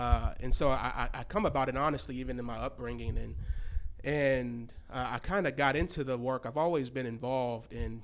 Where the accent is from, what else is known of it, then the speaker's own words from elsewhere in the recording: Milwaukee, Wisconsin, United States; moved away as an adult; also born or lived in Chicago, Illinois; now in Fayetteville, United States; I grew up in Milwaukee.